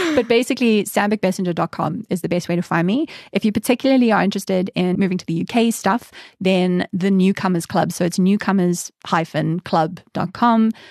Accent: South Africa; moved away as an adult; now in United Kingdom; my standards for hikes as a South African

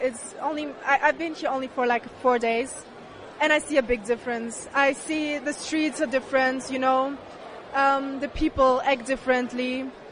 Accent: Germany; I'm from Germany

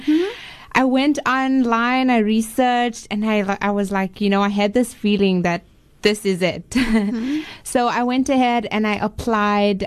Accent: Botswana; moved away as an adult; now in Cape Town, South Africa; I was actually born in Cape Town. Okay. and uh, when I was two years old, my parents moved to Botswana. So I was brought up in Botswana.

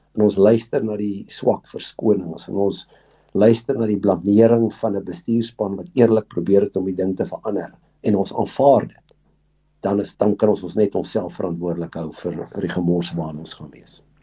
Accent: South Africa; ons as Suid-Afrikaners

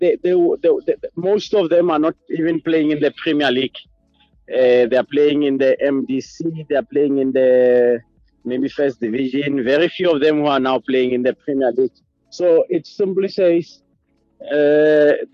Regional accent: South Africa; moved away as an adult; now in Botswana; I'm a South African. I respect my country

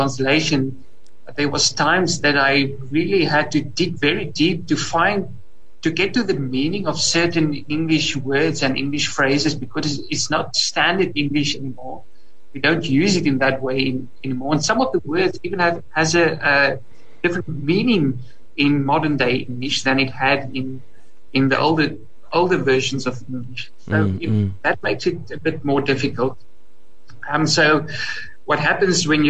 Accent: Free State, South Africa; first language Afrikaans; English is a second language; I speak Afrikaans. It's my home language. And I'm from the Free State as well.

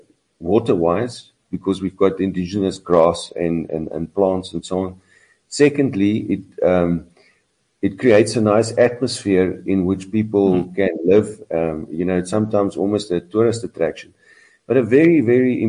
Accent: South Africa; I'm from South Africa.

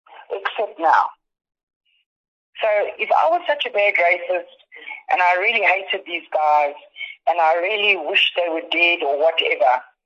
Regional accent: South Africa; I was born and bred in South Africa.

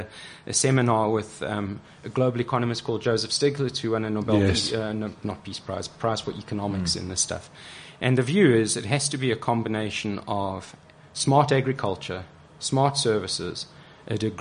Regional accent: South Africa

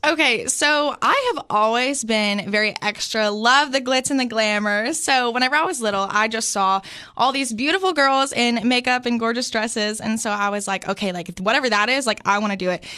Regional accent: Sparta, Tennessee, United States; I grew up in this sweet little town of Sparta, Tennessee.

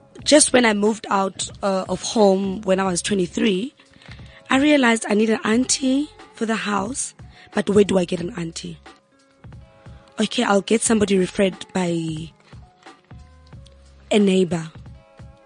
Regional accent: Kagiso, Gauteng, South Africa; when we grew up back at home in Kagiso, I'm from the West Rand

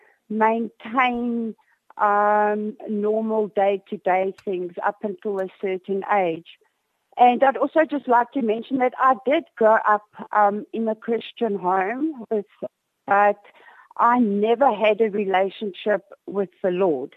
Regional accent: Cape Town, Western Cape, South Africa; I am from Cape Town.

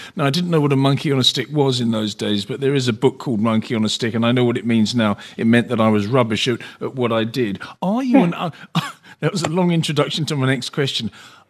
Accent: England, United Kingdom; moved away; also born or lived in London; when I was a child growing up in England

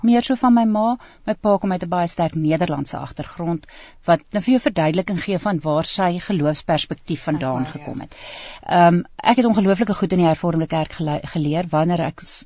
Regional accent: Pretoria, Gauteng, South Africa; ek het self groot geword in in Brooklyn

